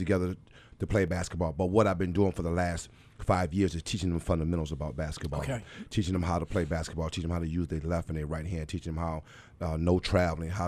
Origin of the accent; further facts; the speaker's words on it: Buffalo, New York, United States; I'm originally from Buffalo, born and raised here on the east side